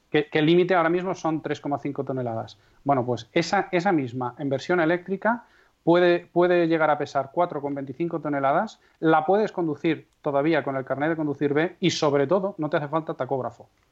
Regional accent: Castrejón de Trabancos, Castile and León, Spain; born or raised there

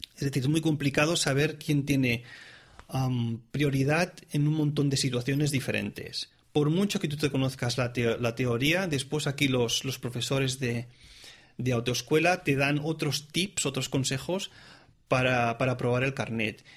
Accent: Tarragona, Catalonia, Spain; moved away as an adult; also born or lived in Reus; now in Zurich, Switzerland; soy oriundo eh, de, de, la comunidad autónoma de Cataluña, es decir, soy catalán, nací en, en, Reus, pero digamos que soy de Tarragona

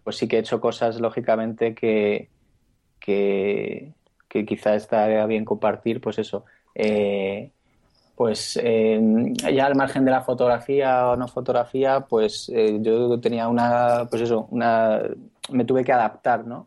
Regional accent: Spain

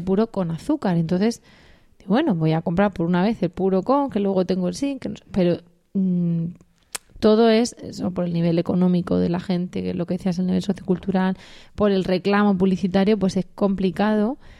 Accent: Region of Murcia, Spain

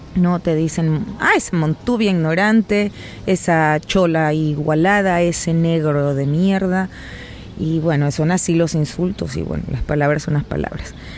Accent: Guayaquil, Guayas, Ecuador; la ciudad de donde yo vengo, Guayaquil

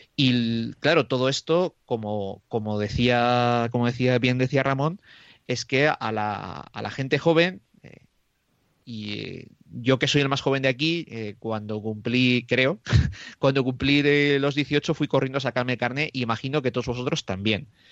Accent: Moradillo de Roa, Castile and León, Spain

